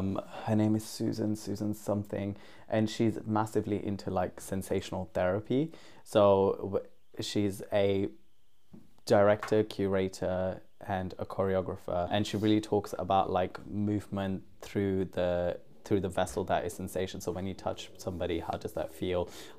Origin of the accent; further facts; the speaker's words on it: Pakistan; also born or lived in Netherlands; now in United Kingdom; Well, I started in Holland. Okay. I was born in Holland, moved to Pakistan, then came to the UK.